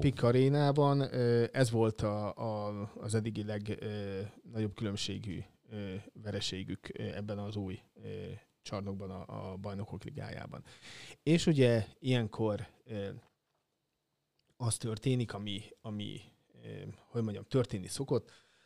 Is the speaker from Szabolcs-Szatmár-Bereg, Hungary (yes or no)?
yes; Nyíregyháza, Szabolcs-Szatmár-Bereg, Hungary; now in Szeged, Hungary; szülővárosom labdarúgás, a nyíregyházi labdarúgás